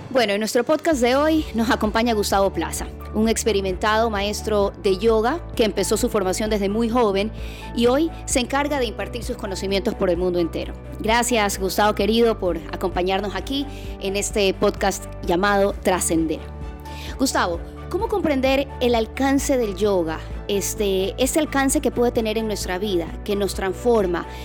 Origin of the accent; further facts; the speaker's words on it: Guayaquil, Guayas, Ecuador; Soy guayaquileña